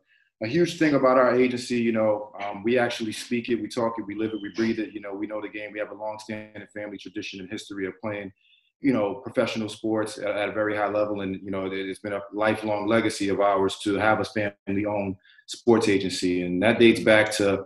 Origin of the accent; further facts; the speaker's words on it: New York City, New York, United States; also born or lived in Hamilton, New York / South Florida; growing up in New York City.